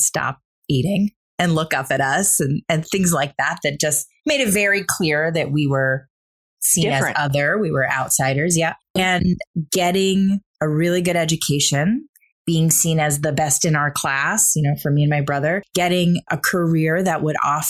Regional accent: Caseville, Michigan, United States; also born or lived in Saginaw, Michigan; I grew up in a small town in Michigan

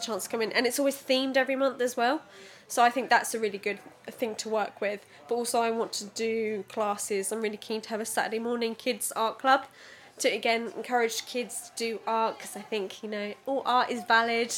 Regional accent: Suffolk, East of England, United Kingdom; also born or lived in London; I was born in London and then came up to Suffolk when I was 5 years old

